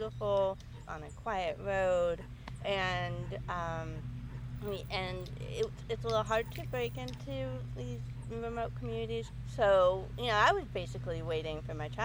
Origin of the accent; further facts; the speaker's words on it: North Hero, Vermont, United States; also born or lived in New Hampshire / Southern New York; But I have grown up since then in Vermont. I grew up in North Hero since I was 11